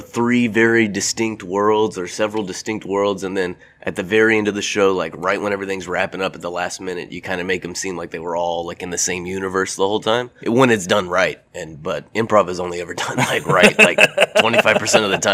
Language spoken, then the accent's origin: English; Lake Jackson, Texas, United States; moved away; I'm from Lake Jackson, Texas, home of …, Buc-ee's, and Ron Paul